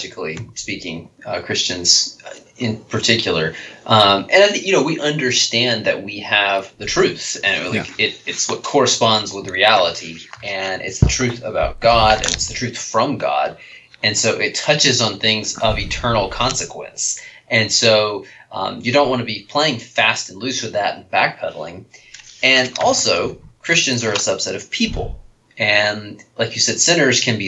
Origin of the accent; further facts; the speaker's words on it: United States; I am an American